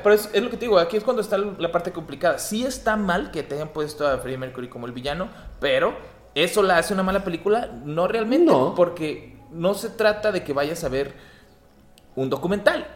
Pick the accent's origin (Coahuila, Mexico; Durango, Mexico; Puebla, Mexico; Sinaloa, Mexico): Coahuila, Mexico; Torreón; moved away; yo crecí en Torreón